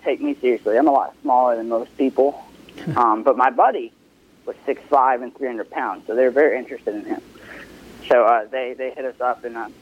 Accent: Olive Branch, Mississippi, United States; I'm from Olive Branch

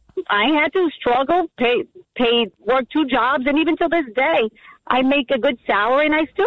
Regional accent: Elizabeth, New Jersey, United States; I was born and raised in Elizabeth.

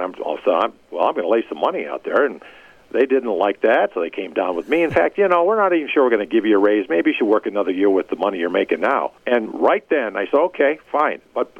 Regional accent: Milwaukee, Wisconsin, United States; moved away as an adult; also born or lived in Denver, Colorado; And Milwaukee was great. I mean, it was my hometown.

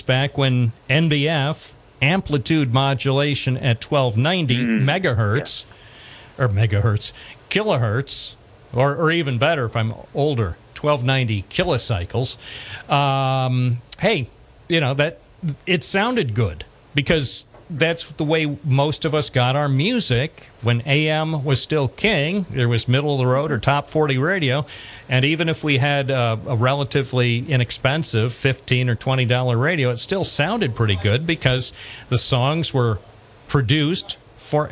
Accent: United States; as Americans

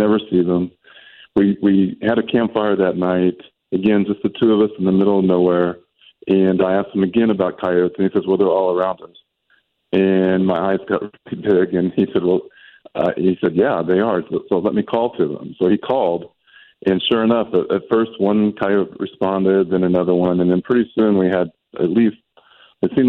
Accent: Kansas, United States; So I was born and raised in Kansas, which is a very rural environment in the southeastern part of the state.

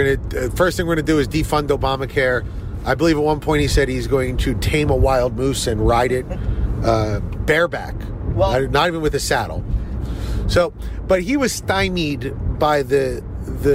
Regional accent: United States; I'm an American

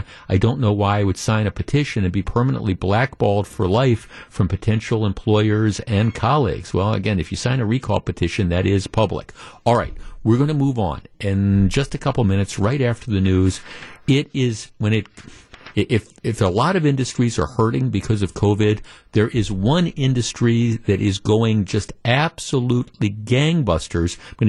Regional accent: Kenosha, Wisconsin, United States; Jeff, I'm from Kenosha.

